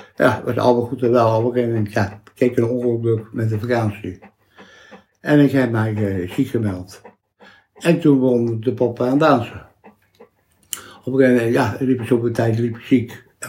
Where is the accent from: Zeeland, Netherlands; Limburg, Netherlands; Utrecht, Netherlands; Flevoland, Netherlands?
Utrecht, Netherlands; Vreeswijk; also born or lived in IJsselstein; Ik ben in IJsselstein geboren. In het ziekenhuis, twee, drie dagen in het ziekenhuis geweest. En daarna ben ik naar, eerst Vreeswijk geweest